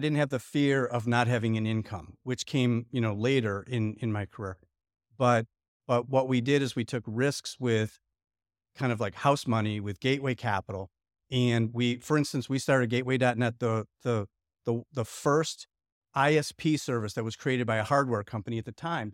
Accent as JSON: {"language": "English", "town": "Lockport", "region": "Illinois", "country": "United States", "tie": "born or raised there", "also_born_or_lived": "Chicago", "moved": "as an adult", "lives_now": "Indianapolis, United States", "said": "I grew up in a small town outside of Chicago called Lockport, Illinois."}